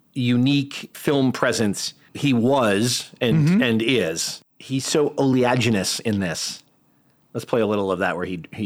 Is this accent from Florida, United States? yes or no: no; New Haven, Connecticut, United States; I grew up in New Haven